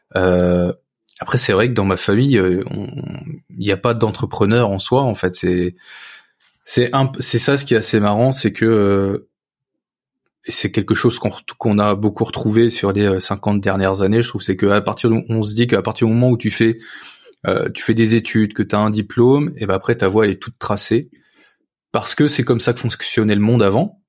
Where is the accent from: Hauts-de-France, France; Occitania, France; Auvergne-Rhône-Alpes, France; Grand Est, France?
Hauts-de-France, France; Picardy countryside, near Saint-Quentin; j'ai grandi dans la campagne picarde, à côté de, à côté de Saint-Quentin